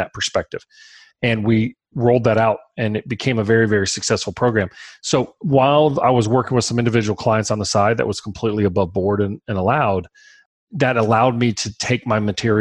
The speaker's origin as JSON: {"language": "English", "town": "Baton Rouge", "region": "Louisiana", "country": "United States", "said": "We're from Baton Rouge."}